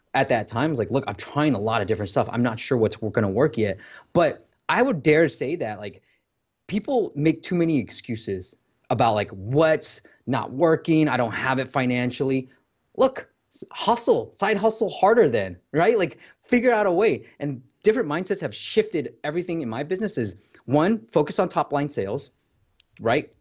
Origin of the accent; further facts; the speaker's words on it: Bay Area, California, United States; I grew up in the Bay Area.